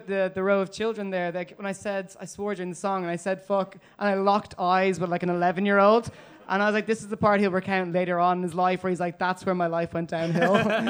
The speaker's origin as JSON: {"language": "English", "town": "Dublin", "region": "Leinster", "country": "Ireland", "also_born_or_lived": "North London", "moved": "as an adult", "lives_now": "London, United Kingdom", "said": "Yeah. I'm from Dublin, but I'm living up like North London at the moment."}